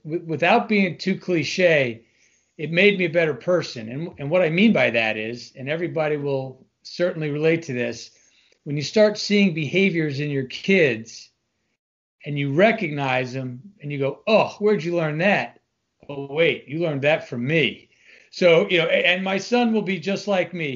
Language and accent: English; Long Island, New York, United States; moved away as an adult; I'm originally from Long Island, New York, which all Long Islanders are always proud to put out there up front